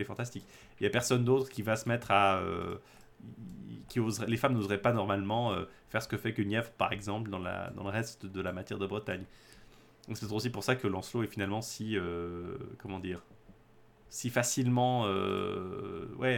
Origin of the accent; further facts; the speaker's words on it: French-speaking Switzerland, Romandy, Switzerland; je suis suisse-roman